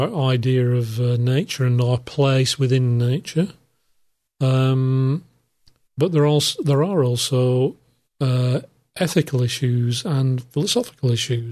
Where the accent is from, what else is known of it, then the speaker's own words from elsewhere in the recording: United Kingdom; I'm from the United Kingdom